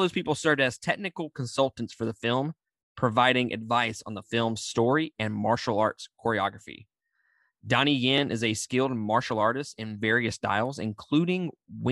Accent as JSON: {"language": "English", "region": "Mississippi", "country": "United States", "said": "I'm from Mississippi"}